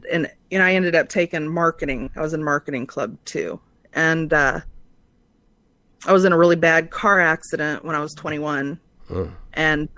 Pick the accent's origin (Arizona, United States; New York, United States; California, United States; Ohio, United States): Arizona, United States; Phoenix; born there; Well, I was born in Phoenix, Arizona, and I went to 17 schools growing up. I'm from an all-military family.